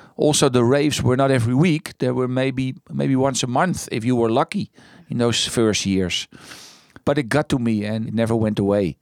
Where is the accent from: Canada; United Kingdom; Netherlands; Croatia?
Netherlands; moved away as an adult; also born or lived in Amsterdam; I was born first in the Green Heart